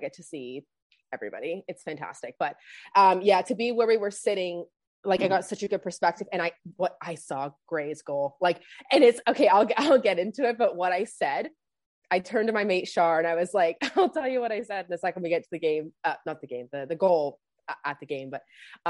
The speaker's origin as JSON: {"language": "English", "country": "Canada", "said": "I'm actually from Canada."}